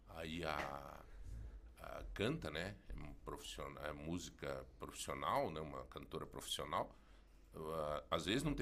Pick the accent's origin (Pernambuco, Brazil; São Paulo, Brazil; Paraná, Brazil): Paraná, Brazil; Eu disse, sim, são da onde? Eu disse, é nós somos do Paraná, mas vocês têm um sotaque